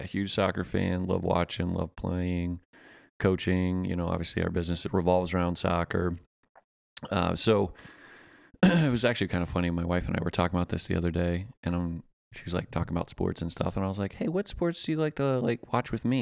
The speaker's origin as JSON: {"language": "English", "region": "Pennsylvania", "country": "United States", "moved": "yes", "lives_now": "Augusta, United States", "said": "I'm a transplant from Pennsylvania"}